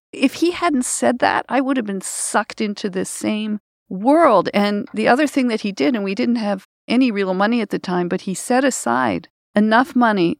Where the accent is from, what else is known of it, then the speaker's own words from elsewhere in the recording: Canada; I'm Canadian